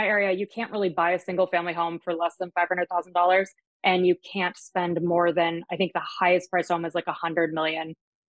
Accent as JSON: {"language": "English", "country": "Germany", "tie": "born or raised there", "lives_now": "Jupiter, United States", "said": "My dad's German. I grew up in Germany. Moved back to the States."}